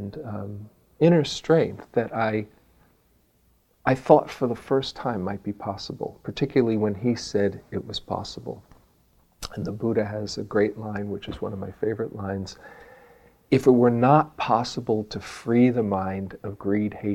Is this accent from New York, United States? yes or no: yes; New York City, New York, United States; I was from Queens